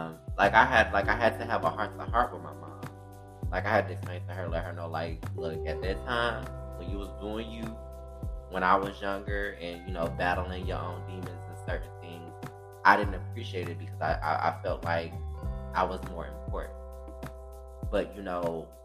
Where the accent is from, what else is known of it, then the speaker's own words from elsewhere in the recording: Detroit, Michigan, United States; I grew up in Detroit, Michigan on the west side of Detroit